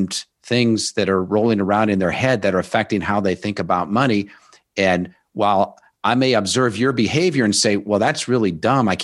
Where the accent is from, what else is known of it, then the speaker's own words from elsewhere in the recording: Omaha, Nebraska, United States; I grew up in Omaha, Nebraska